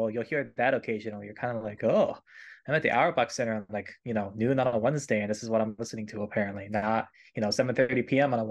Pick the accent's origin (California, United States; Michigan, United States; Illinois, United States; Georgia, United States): Michigan, United States; I'm very far removed from New England, Boston area. I grew up in Michigan